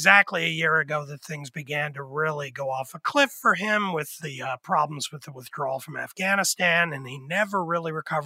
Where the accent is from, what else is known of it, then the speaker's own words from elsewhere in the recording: Pennsylvania, United States; I'm from Pennsylvania